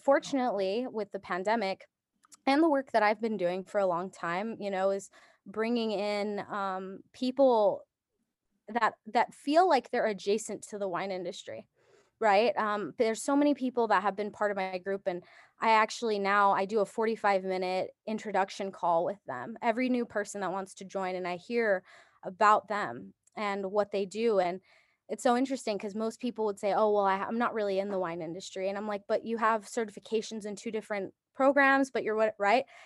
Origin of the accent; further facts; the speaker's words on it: Japan; moved away; I was born in Japan